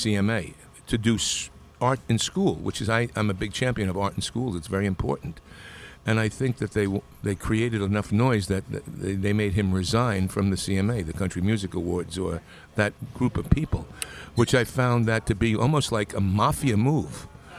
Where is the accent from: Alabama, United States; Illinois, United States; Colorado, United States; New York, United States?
New York, United States; Long Island; In Long Island.